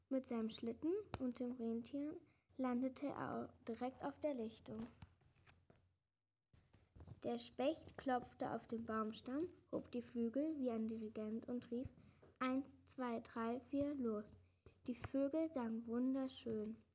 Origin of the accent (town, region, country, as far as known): Salmtal, Rhineland-Palatinate, Germany